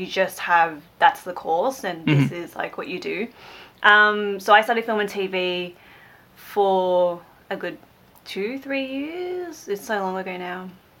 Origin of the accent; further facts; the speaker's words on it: Melbourne, Victoria, Australia; I am from Melbourne in Australia.